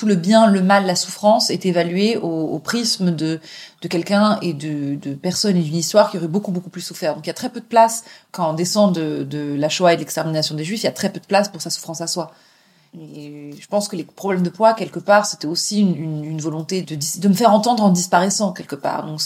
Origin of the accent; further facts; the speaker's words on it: England, United Kingdom; parle ni yiddish ni hébreu convenablement, et j'ai grandi en Angleterre euh, à moitié, et c'est plein d'autres parcours qui sont passés par là